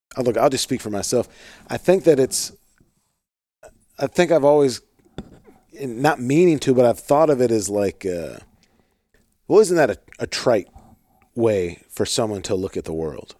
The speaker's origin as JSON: {"language": "English", "town": "St. Louis", "region": "Missouri", "country": "United States", "tie": "born or raised there", "said": "I grew up in Saint Louis"}